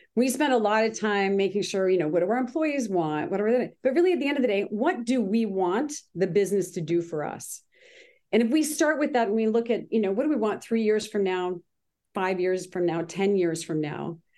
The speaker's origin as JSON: {"language": "English", "town": "Grimsby", "region": "Ontario", "country": "Canada", "moved": "yes", "lives_now": "Manhattan Beach, United States", "said": "I'm originally from Canada"}